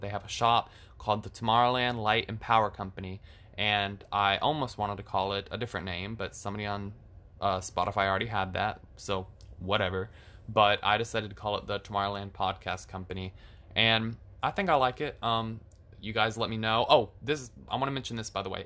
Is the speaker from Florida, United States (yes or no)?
yes; Florida, United States; I am from Florida. So I've lived in Florida my entire life